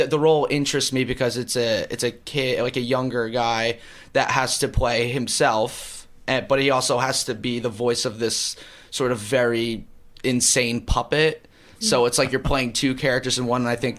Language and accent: English; New Jersey, United States; moved away as an adult; also born or lived in Connecticut; I'm from New Jersey originally.